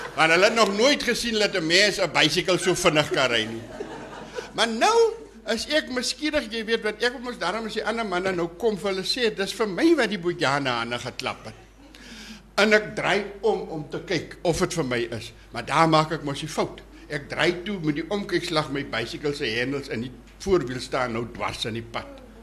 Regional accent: Bushmanland, Northern Cape, South Africa; ek is in die Boesmanland gebore op Verneekpan

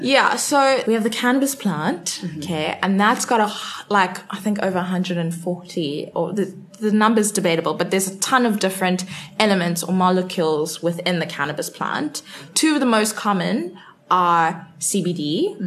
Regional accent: Cape Town, Western Cape, South Africa; born and bred in Cape Town

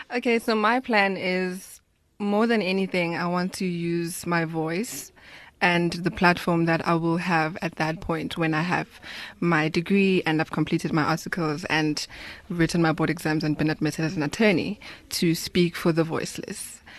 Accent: Soweto, Gauteng, South Africa; I grew up in Soweto

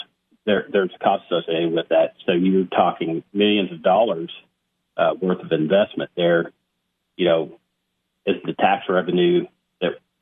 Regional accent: Cookeville, Tennessee, United States; Cookeville is my hometown. I was born and raised here

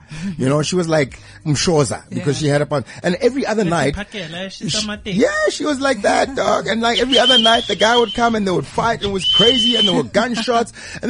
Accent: Pretoria, Gauteng, South Africa; I grew up in Mamelodi and Garankuwa. In the tough streets of Mamelodi and Garankuwa, right?

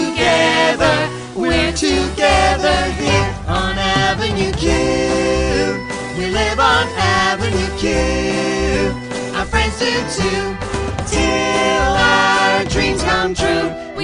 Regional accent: Johannesburg, Gauteng, South Africa; I'm from Johannesburg. I was mm-hmm. born in Johannesburg and I've lived here my whole life.

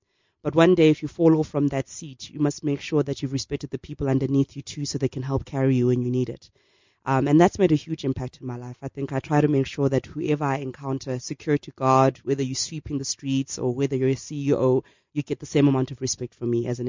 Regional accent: Soweto, Gauteng, South Africa; Okay, so I was sick of school, and we lived in Diepkloof at the time

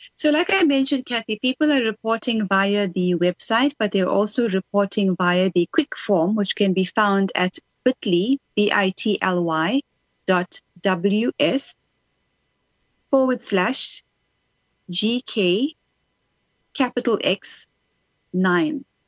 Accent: South Africa

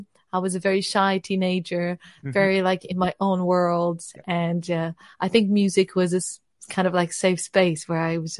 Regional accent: Lisbon, Portugal; now in United Kingdom; I've been doing music, I think, more seriously when I moved to the UK 7 years ago. So it's been interesting. I'm originally from Portugal, Lisbon.

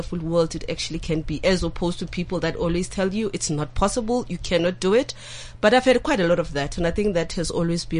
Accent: Soweto, Gauteng, South Africa; I grew up in Soweto.

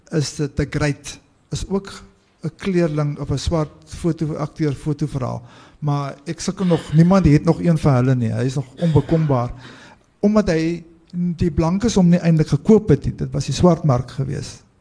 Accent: South Africa; ons Suid-Afrikaners se geskiedenis

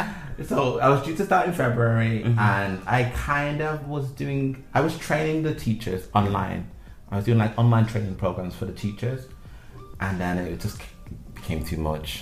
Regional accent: Manchester, North West England, United Kingdom; moved away as an adult; also born or lived in Milan, Italy; now in China; I'm from Manchester.

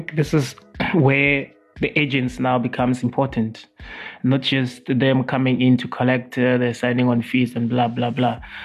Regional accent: South Africa

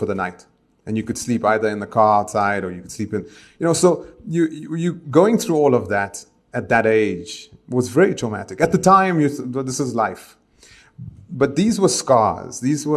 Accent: Johannesburg, Gauteng, South Africa; moved away; also born or lived in Israel; When I grew up in El Dorado Park, my purview was Dickies jeans, Superga shoes, white wall rims, and cassette decks

